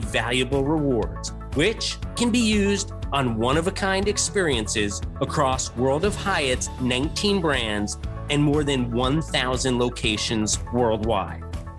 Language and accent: English; Westchester, New York, United States; also born or lived in Queens; I was born in Queens, but we moved to Westchester when I was really just a toddler.